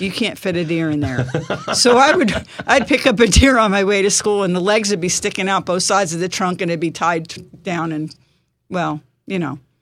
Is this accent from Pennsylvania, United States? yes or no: yes; Bucks County, Pennsylvania, United States; moved away as an adult; now in Poconos, United States; Originally from Bucks County, uh, graduated from Neshaminy High School